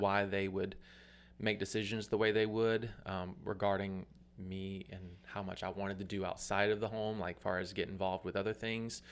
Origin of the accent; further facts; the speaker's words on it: Atmore, Alabama, United States; I'm from Atmore, Alabama. Uh, grew up on a farm